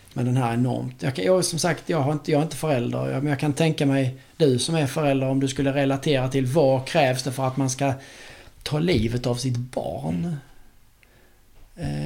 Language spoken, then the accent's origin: Swedish; Sweden; som svensk